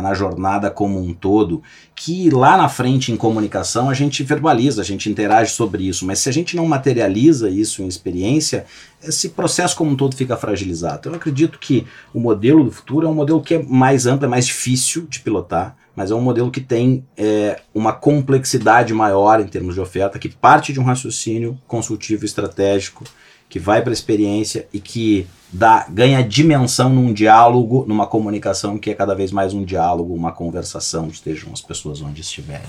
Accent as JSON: {"language": "Portuguese", "area": "Gaúcho", "region": "Rio Grande do Sul", "country": "Brazil", "said": "nós somos gaúchos"}